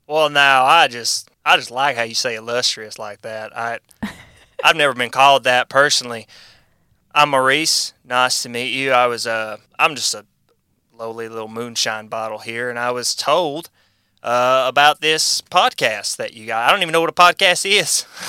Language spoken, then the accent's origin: English; United States; I'm American.